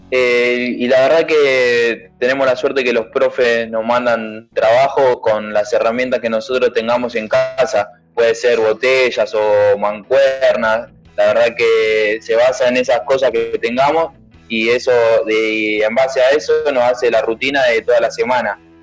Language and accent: Spanish; Buenos Aires, Argentina; also born or lived in Ciudadela; yo nací en Ciudadela, la verdad que... Pero mis viejos trabajaban en Caballito, entonces mayormente hice toda mi, primaria en, en Caballito